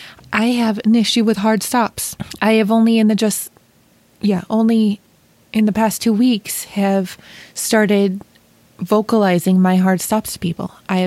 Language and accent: English; Western New York, United States; moved away; also born or lived in Chicago